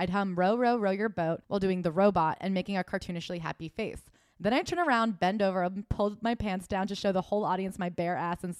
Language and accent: English; San Francisco, California, United States; I grew up in San Francisco, where there are plenty of Asian men to choose from.